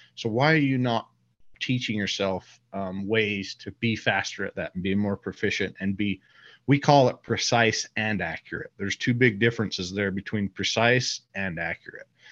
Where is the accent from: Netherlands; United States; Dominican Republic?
United States; Utah; so I live here in Utah. I grew up in Utah